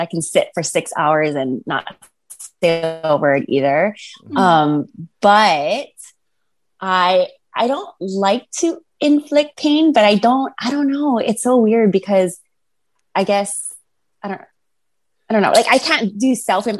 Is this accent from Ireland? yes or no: no; Hawaii, United States; I grew up in Hawaii